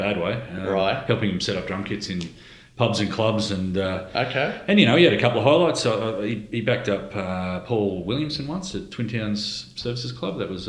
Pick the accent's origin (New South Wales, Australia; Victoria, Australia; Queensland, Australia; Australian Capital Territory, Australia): Queensland, Australia; Gold Coast; I say I'm from the Gold Coast with some trepidation because I certainly didn't fit culturally with the Gold Coast way of life.